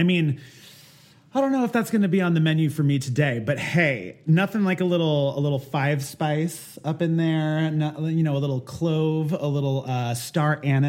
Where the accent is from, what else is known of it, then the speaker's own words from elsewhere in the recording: Philippines; Look, I can't compete on an authenticity level just because, girl, I'm Filipino, okay?